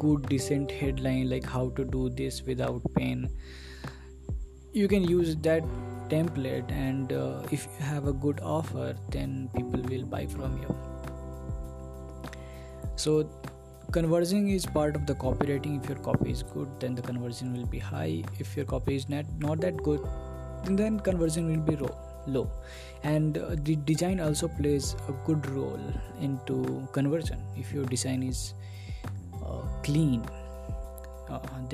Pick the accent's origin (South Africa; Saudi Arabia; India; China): India; English is a second language; I am from India